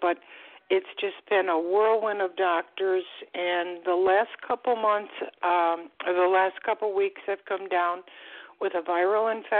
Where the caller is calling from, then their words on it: Florida, United States; I'm calling from Florida.